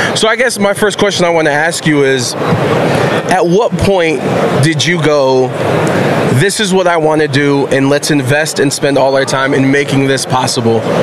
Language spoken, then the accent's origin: English; Cleveland, Ohio, United States; born or raised there